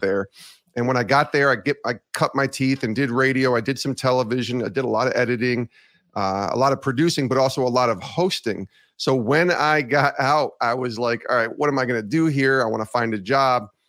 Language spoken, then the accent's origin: English; Ravena, New York, United States; also born or lived in Auburn, New York; I grew up in Albany, actually in Ravenna